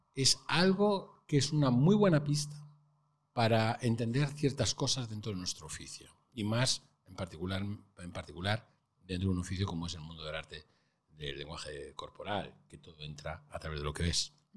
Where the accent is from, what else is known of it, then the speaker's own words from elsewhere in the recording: Santander, Cantabria, Spain; moved away as an adult; en mi tierra, en Santander